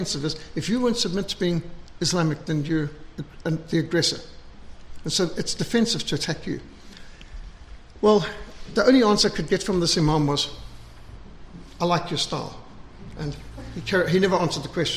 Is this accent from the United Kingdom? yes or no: no; South Africa; Even in our most conservative days in South Africa